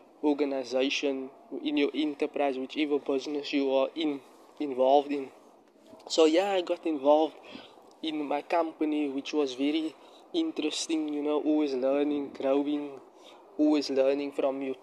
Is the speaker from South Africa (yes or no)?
yes; Cape Town, Western Cape, South Africa; I'm in my area in Bellville, in my hometown where I'm currently situated, South Africa, Cape Town.